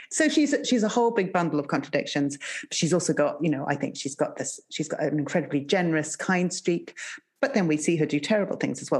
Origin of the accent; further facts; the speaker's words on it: Zimbabwe; moved away; I grew up in Zimbabwe